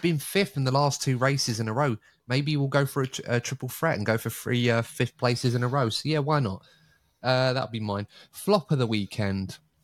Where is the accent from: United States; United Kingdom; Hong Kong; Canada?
United Kingdom; being a Brit